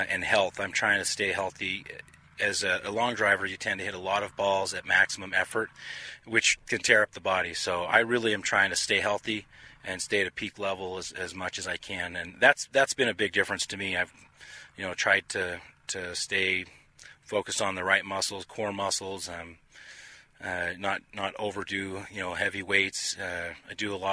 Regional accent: Utah, United States; I'm from Utah

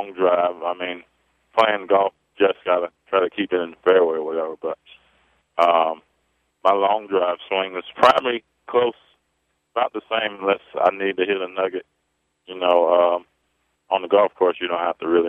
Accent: Clearwater, Florida, United States; also born or lived in Providence, Rhode Island; now in St. Petersburg, United States; I'm from Clearwater, Florida. Moved down from Providence, Rhode Island when I was a little kid, and right now I reside in St. Pete, Florida.

